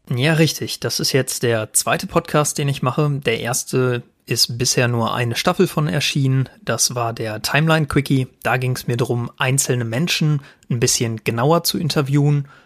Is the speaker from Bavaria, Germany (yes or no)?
no; Sauerland, North Rhine-Westphalia, Germany; also born or lived in Paderborn; Ich komme gebürtig aus dem Sauerland